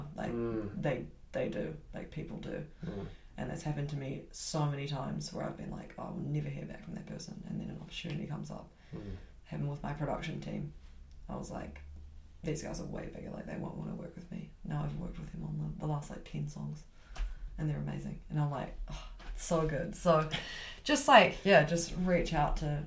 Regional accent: Auckland, New Zealand; moved away as an adult; now in Christchurch, New Zealand; I'm originally from Auckland

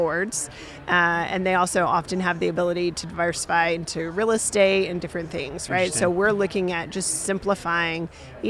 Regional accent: Georgia, United States; I'm from Georgia

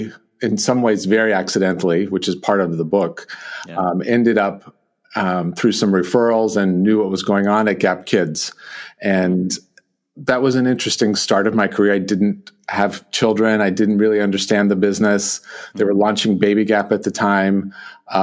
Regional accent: Northern California, United States; also born or lived in San Francisco / Los Angeles; I grew up in Northern California, in Lake Tahoe, in a construction family

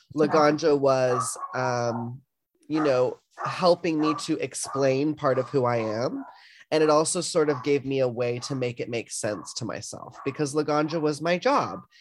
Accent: the South, United States; growing up in the South

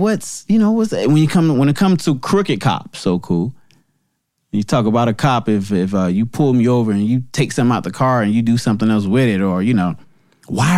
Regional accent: New Jersey, United States; New Jersey, my home state

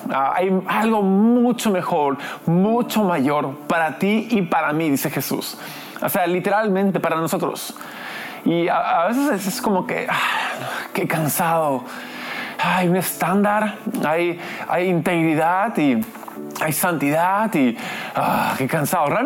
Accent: Lima, Peru; also born or lived in United States; De hecho, soy americano, gringo, pero crecí aquí en Lima, entonces tengo esa cultura.

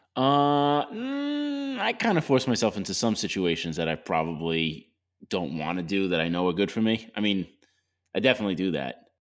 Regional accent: Long Island, New York, United States; I grew up in Long Island. All there is is traffic

